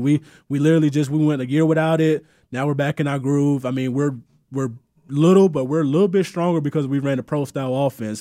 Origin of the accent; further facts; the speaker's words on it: Moody, Alabama, United States; moved away as an adult; also born or lived in New Jersey; I'm from Moody, Alabama.